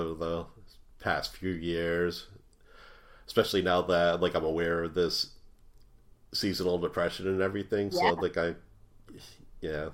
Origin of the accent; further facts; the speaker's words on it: Ireland; I'm Irish